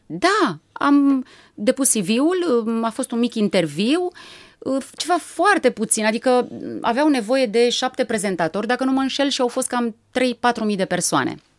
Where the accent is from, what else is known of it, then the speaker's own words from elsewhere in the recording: Râmnicu Vâlcea, Vâlcea County, Romania; m-am născut la Râmnicu Vâlcea. Părinții mei uh, ne-au uh, oferit o copilărie mie și fratelui meu, Adrian, foarte frumoasă